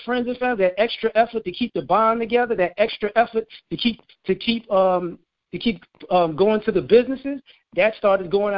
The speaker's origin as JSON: {"language": "English", "region": "the South", "country": "United States", "tie": "born or raised there", "said": "I was born in the South."}